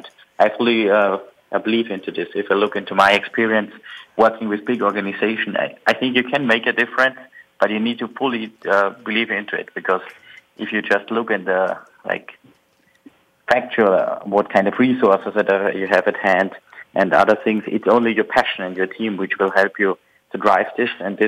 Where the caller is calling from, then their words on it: Munich, Bavaria, Germany; I'm calling from Munich, Germany, and I'm glad to be on the air today.